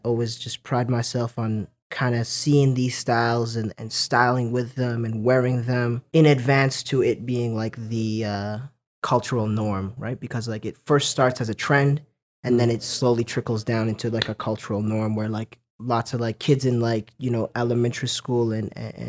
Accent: Lethbridge, Alberta, Canada; now in Calgary, Canada; I was born in Lethbridge, Alberta.

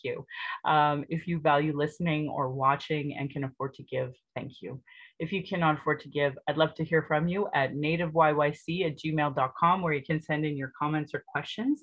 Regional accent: Calgary, Alberta, Canada; I was born in Calgary

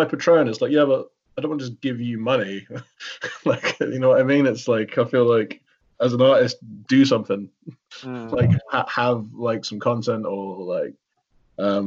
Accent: Milton Keynes, South East England, United Kingdom; where I was growing up in Milton Keynes

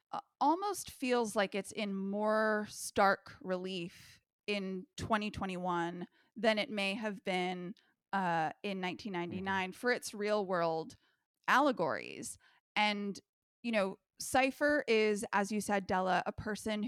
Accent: California, United States; growing up in the California school system

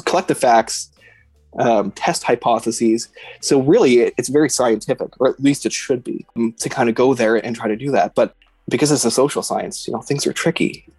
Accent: Edmonton, Alberta, Canada; I grew up in Edmonton

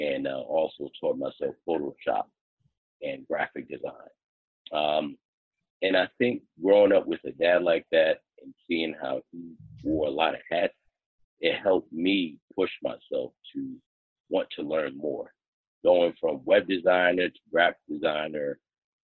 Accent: East Orange, New Jersey, United States; I grew up in East Orange

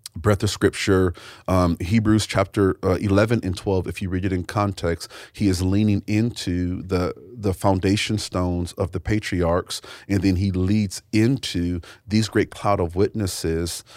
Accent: United States; I was born in America

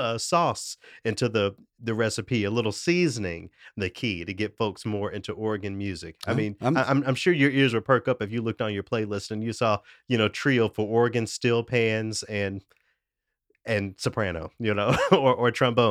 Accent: Memphis, Tennessee, United States; moved away; also born or lived in Knoxville; my hometown of Memphis, Tennessee

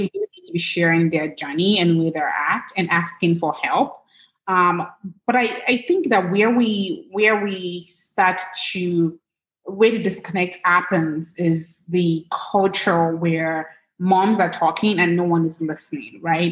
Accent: Lagos, Nigeria; now in United States; I grew up in Lagos, Nigeria.

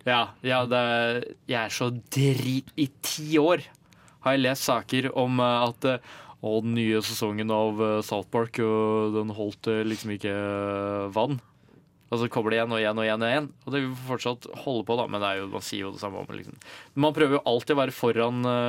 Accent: Ringebu, Innlandet, Norway; Jeg er fra Ringebu i Gudbrandsdalen.

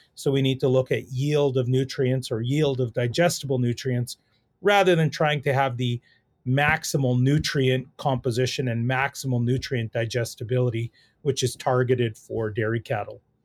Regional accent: Saskatoon, Saskatchewan, Canada; I grew up in the Saskatoon area, really grew up in the city

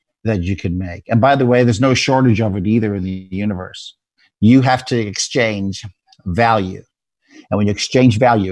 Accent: South Africa; moved away; where I was born in South Africa

